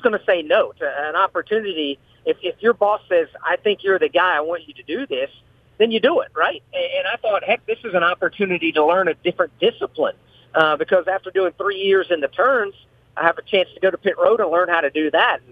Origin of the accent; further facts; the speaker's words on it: Indianapolis, Indiana, United States; moved away; also born or lived in Florida / North Carolina; grew up uh, around the Indianapolis Motor Speedway. I'm from Indiana originally